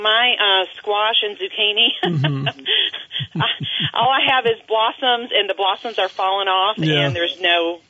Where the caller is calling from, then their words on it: Adirondacks, New York, United States; I'm calling from the Adirondacks.